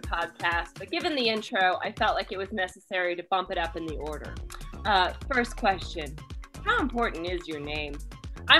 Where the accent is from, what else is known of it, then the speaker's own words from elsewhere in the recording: Kansas, United States; I'm from Kansas